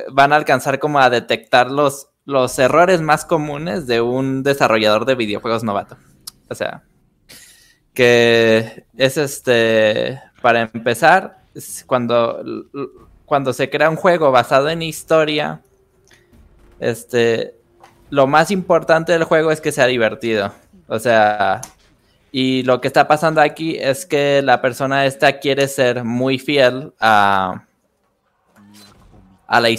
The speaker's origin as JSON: {"language": "Spanish", "country": "Mexico", "said": "a los que somos mexicanos y este nos gusta el desarrollo de videojuegos"}